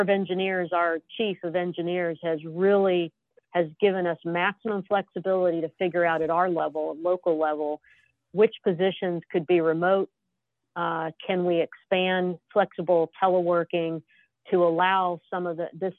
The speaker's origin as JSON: {"language": "English", "region": "Southern California", "country": "United States", "moved": "yes", "said": "I'm from Southern California"}